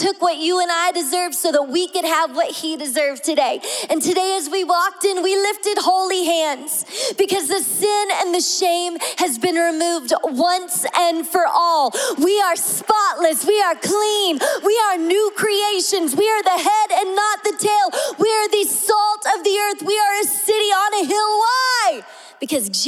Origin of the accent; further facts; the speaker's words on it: the South, United States; I'm from the South